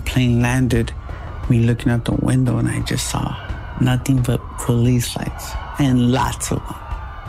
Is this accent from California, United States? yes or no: no; Chicago, Illinois, United States; Born and raised in Chicago.